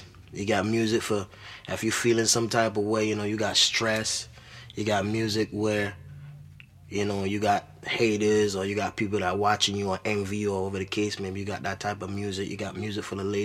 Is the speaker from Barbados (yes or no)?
yes; Barbados; now in New York, United States; I was born in Barbados. Came to America in 2003. I do reggae music